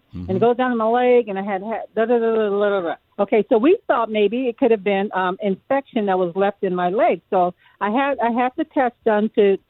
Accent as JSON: {"language": "English", "town": "View Park", "region": "California", "country": "United States", "tie": "born or raised there", "said": "I grew up in it's called View Park, California"}